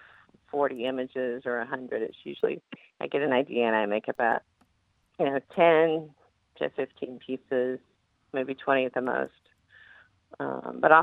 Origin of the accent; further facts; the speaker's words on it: Oklahoma, United States; moved away; also born or lived in New York; I grew up in Oklahoma